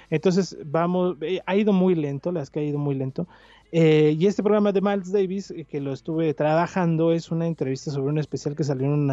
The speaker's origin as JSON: {"language": "Spanish", "region": "Mexico City", "country": "Mexico", "moved": "as an adult", "lives_now": "Hidalgo, Mexico", "said": "soy chilango. Nunca voy a dejar de ser chilango."}